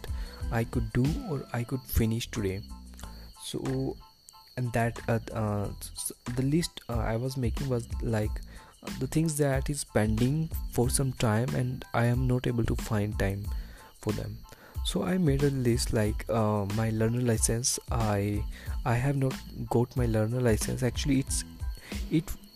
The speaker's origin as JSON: {"language": "English", "country": "India", "said": "as a Indian parent"}